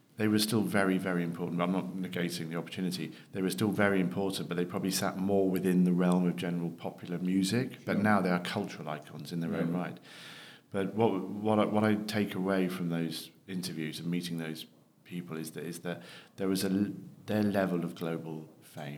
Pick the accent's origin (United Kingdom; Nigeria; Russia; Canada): United Kingdom; Devon, South West England; moved away as an adult; now in London, United Kingdom; I was born down in Devon too many years ago to mention on air